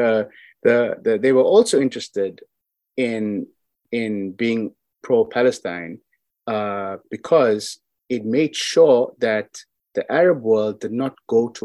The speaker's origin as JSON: {"language": "English", "country": "South Africa", "said": "I'm from South Africa"}